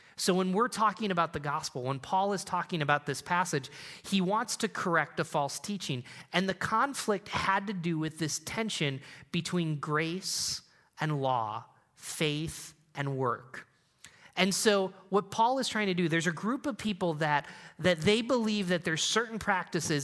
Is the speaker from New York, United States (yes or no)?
yes; Endicott, New York, United States; I grew up in Endicott, New York, where I B M started